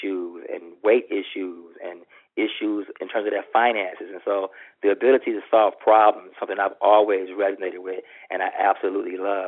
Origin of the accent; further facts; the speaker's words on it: Texas, United States; I'm from Texas, so I spent my first semester here at Texas A&M